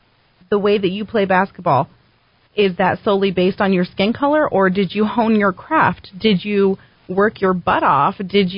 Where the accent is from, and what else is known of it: Albuquerque, New Mexico, United States; born or raised there